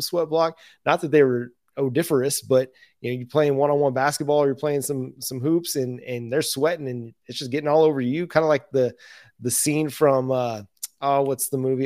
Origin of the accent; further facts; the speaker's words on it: West Coast, United States; also born or lived in Texas; now in Oklahoma, United States; growing up on the West Coast in the, in the desert, living in Texas and now Oklahoma